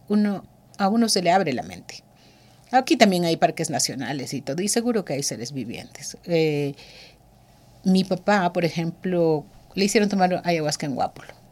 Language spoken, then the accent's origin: Spanish; Pastaza, Ecuador; Yo soy ecuatoriana, quichua